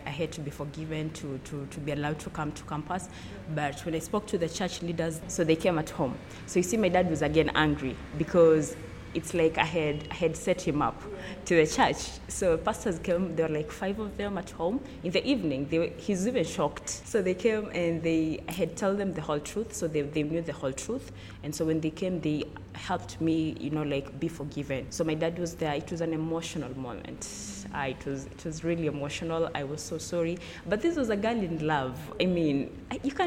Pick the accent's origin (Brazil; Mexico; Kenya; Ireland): Kenya; Lugulu, Western Kenya; I'm from Kenya, from western part of Kenya. in Lugulu